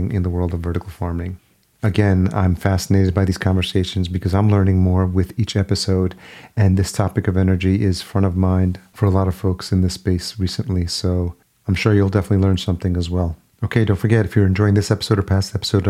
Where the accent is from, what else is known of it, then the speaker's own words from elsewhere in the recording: Yonkers, New York, United States; moved away as an adult; also born or lived in Los Angeles; now in Minneapolis, United States; I grew up in Yonkers, New York, just outside New York City